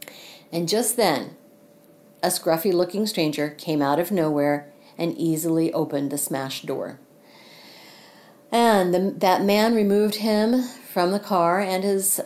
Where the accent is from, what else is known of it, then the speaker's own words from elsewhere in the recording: Missouri, United States; here in Missouri, in my home state